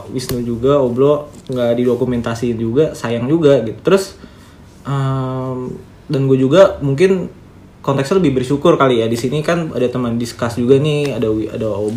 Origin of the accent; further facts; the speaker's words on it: Sumatra, Indonesia; born there; ini kan gue orang Jawa yang kelahiran